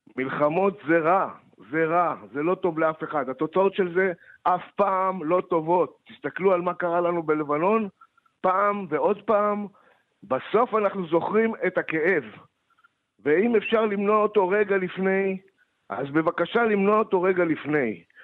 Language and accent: Hebrew; Moshav Yesha, western Negev, Southern District, Israel; moved away; אני גדלתי שם